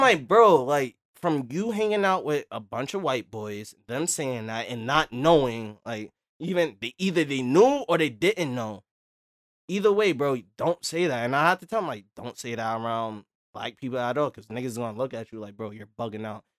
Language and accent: English; New York, United States; We're from Brooklyn